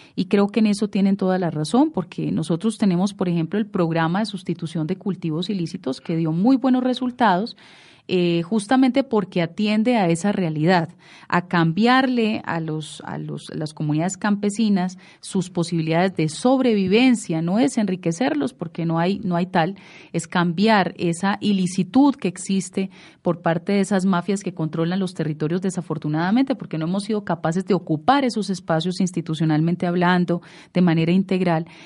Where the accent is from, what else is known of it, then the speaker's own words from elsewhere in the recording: Colombia; estamos perdiendo todos como colombianos, como nación